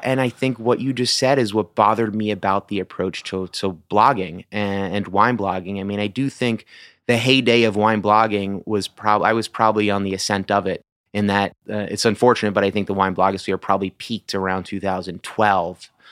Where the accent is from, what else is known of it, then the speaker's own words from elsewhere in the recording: Massachusetts, United States; moved away as an adult; also born or lived in New York; now in Washington, D.C., United States; I was born in New York, uh, moved to Massachusetts when I was eight years old